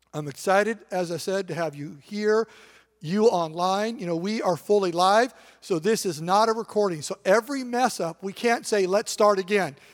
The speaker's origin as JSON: {"language": "English", "region": "Eastern Washington", "country": "United States", "tie": "born or raised there", "said": "I grew up in Eastern Washington"}